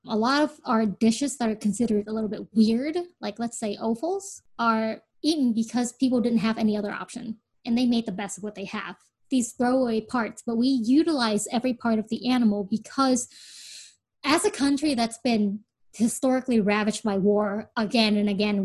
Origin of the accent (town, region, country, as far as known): United States